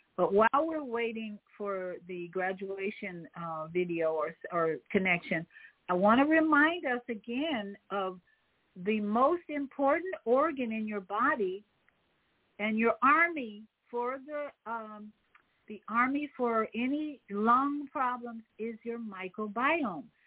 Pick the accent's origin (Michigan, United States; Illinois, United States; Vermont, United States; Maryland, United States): Illinois, United States; Chicago; in Chicago, of course, my hometown